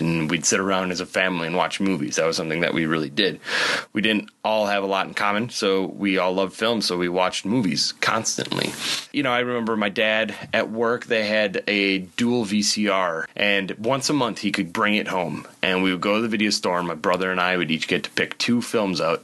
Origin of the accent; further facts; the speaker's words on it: Oshkosh, Wisconsin, United States; I grew up in Oshkosh, Wisconsin in the mid to late 80s.